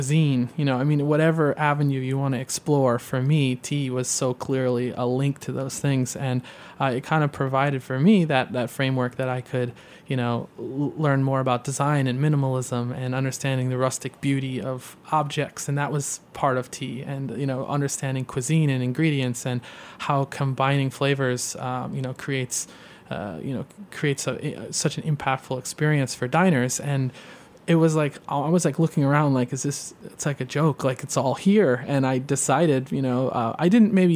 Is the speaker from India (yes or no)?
no; Midwest, United States; also born or lived in Boston; now in New York, United States; as a fellow Midwesterner growing up